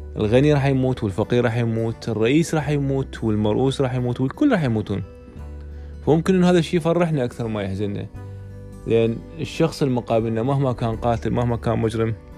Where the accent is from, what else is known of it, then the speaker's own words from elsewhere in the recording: Iraq; عندنا بالعراق